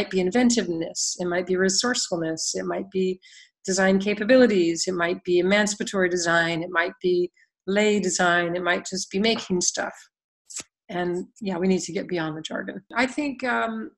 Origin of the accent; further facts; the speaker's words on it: United States; moved away as an adult; most of us growing up in the U.S.